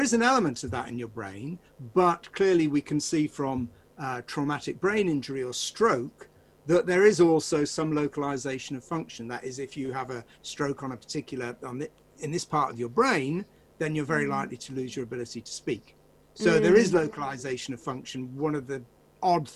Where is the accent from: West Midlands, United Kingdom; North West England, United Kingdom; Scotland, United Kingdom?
North West England, United Kingdom; Manchester; I'm from Manchester